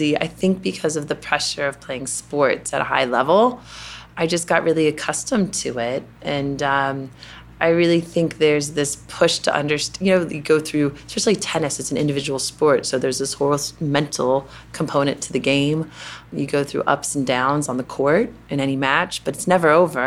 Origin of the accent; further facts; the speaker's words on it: Louisville, Kentucky, United States; accent: Kentucky; moved away as an adult; also born or lived in Notre Dame, Indiana / California / United Kingdom; Growing up in Kentucky, you know, there's this thing you do called cotillion